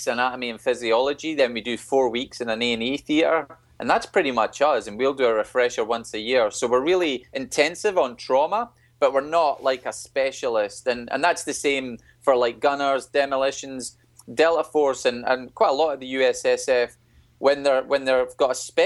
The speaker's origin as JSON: {"language": "English", "country": "United Kingdom", "said": "We're British"}